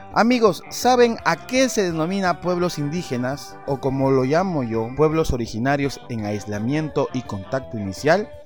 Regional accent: Peru; soy original del Perú

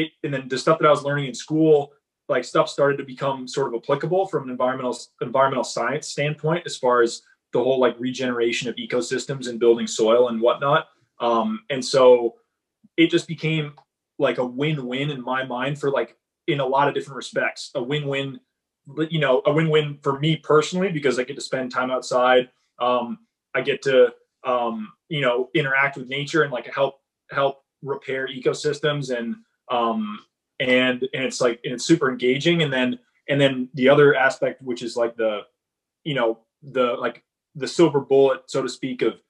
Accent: Massachusetts, United States; moved away; I'm originally from Massachusetts.

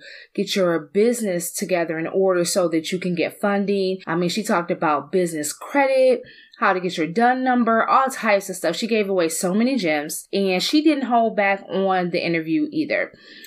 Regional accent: Detroit, Michigan, United States; growing up in Southwest Detroit

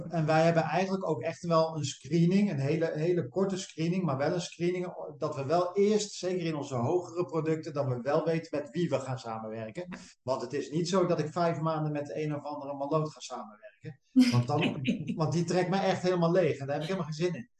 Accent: Westland, South Holland, Netherlands; wij komen uit het Westland, hè, hier onder Den Haag.

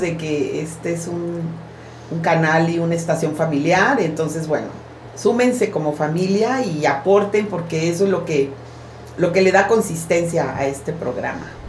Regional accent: Veracruz, Mexico; moved away; yo soy de Veracruz

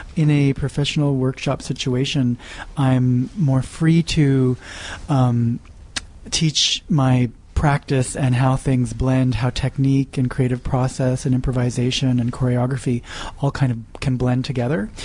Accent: Nova Scotia, Canada; moved away as an adult; now in Montreal, Canada; Originally, I grew up in Nova Scotia.

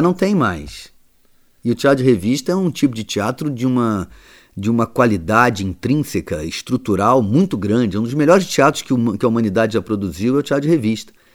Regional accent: Brazil; moved away as an adult; now in Portugal; Eu me dedico ao Brasil que é onde eu nasci e onde tem lá o, o povo, meu povo original.

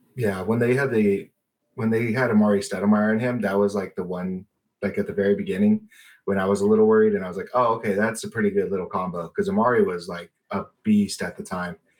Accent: Colorado, United States; I'm a native. Uh, I grew up in Colorado

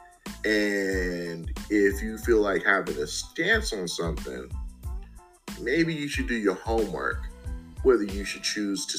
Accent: the Bay Area, California, United States; now in Las Vegas, United States; I'm from the Bay

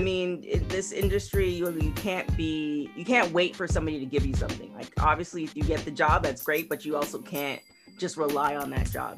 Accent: Canada; I'm from Canada

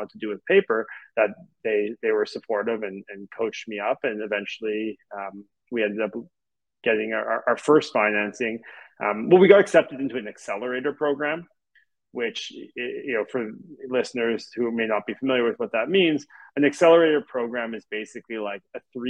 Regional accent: Montreal, Quebec, Canada; I grew up in Montreal

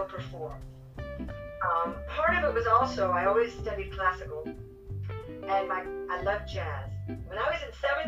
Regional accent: Orlando, Florida, United States; also born or lived in Switzerland; I grew up here in Orlando.

